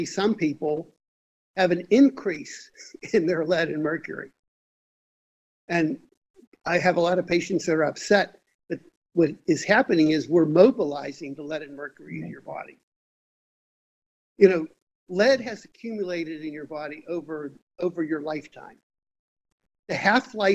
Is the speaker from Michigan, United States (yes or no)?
no; Pittsburgh, Pennsylvania, United States; I grew up in Pittsburgh, Pennsylvania